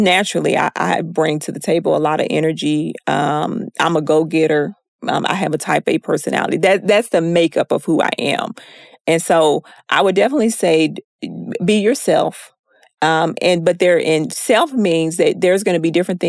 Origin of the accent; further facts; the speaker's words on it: Texas, United States; I'm from Texas